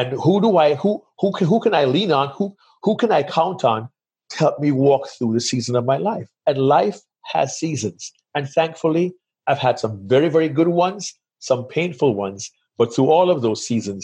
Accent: Kingston, Jamaica; moved away as an adult; now in United States; I grew up in Jamaica.

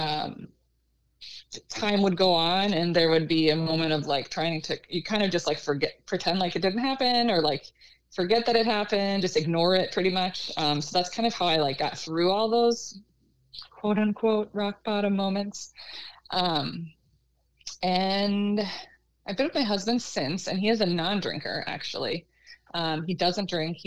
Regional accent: Minnesota, United States; now in Rochester, United States; I live about 45 minutes from where I grew up

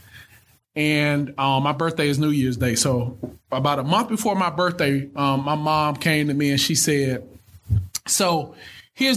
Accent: Thomaston, Georgia, United States; I'm from Thomaston, Georgia. Most people have never heard of Thomaston. It's probably about 8,000-9,000 people total

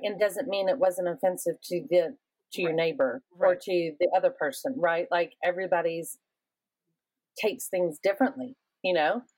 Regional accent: the South, United States; I also am somebody from the South

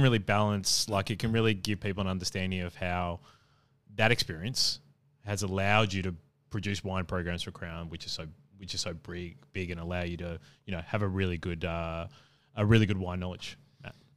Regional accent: Adelaide, South Australia, Australia; moved away; also born or lived in Brisbane / Perth; I lived in Perth and obviously I'm from Adelaide

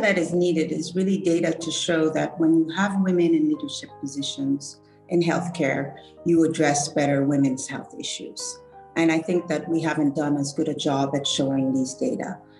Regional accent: Mali; I'm from Mali.

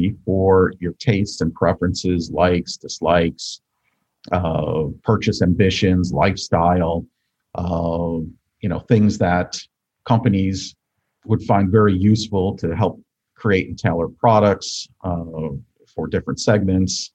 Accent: Buffalo, New York, United States; I grew up outside of Buffalo, New York

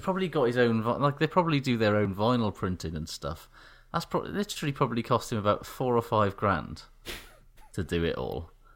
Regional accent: Wales, United Kingdom; made me feel weirdly kind of Here I see patriotic, because it was like, "Ooh, look at Wales from the air

